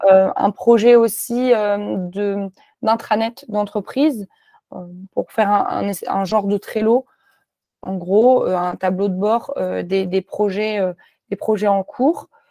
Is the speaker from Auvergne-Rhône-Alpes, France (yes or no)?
yes; Clermont-Ferrand, Auvergne-Rhône-Alpes, France; moved away as an adult; also born or lived in Lyon; j'ai grandi à Clermont-Ferrand